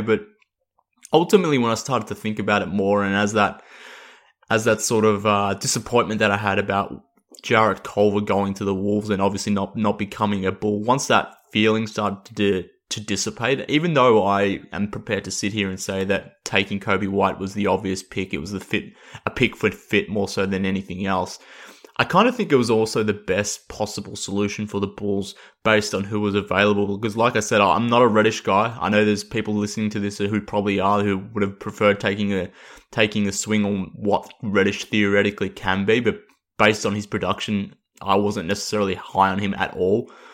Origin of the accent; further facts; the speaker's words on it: Australia; accent: Australian; based on my voice and my accent that I'm, I'm based in Australia